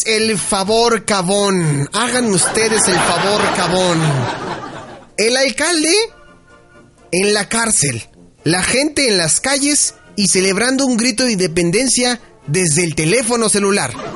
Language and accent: Spanish; Mexico; lo mucho que amamos a nuestro país, lo, lo, bueno que somos como mexicanos